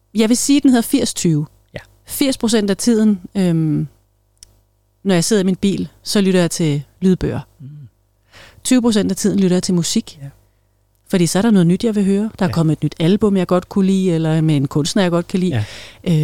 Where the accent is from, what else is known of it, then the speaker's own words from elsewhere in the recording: Greenland; moved away as an adult; also born or lived in Denmark (born); now in Solrød, Denmark; hele min barndom og ungdom var jo i Grønland